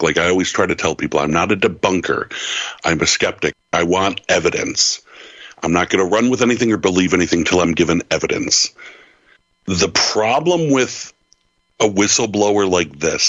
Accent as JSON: {"language": "English", "region": "New York", "country": "United States", "said": "I'm a New Yorker"}